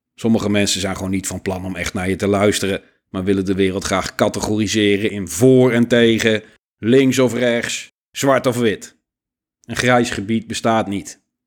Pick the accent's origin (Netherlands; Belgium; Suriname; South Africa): Netherlands; als Nederlanders